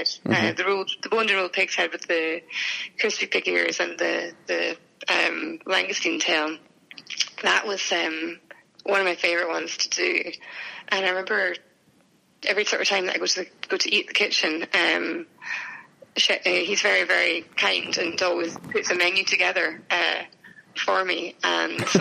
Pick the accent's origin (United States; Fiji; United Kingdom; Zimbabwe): United Kingdom; Edinburgh, Scotland; also born or lived in Dubai; I'm from Edinburgh